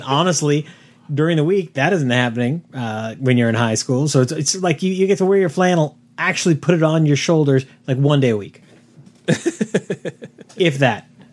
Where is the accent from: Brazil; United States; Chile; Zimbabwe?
United States; San Diego, California; growing up in San Diego, the, the, it was rare for us to actually wear the flannel